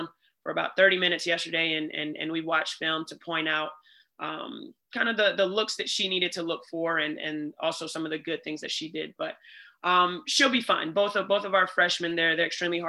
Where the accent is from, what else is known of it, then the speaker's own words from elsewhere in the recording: Atlanta, Georgia, United States; moved away; I grew up in Atlanta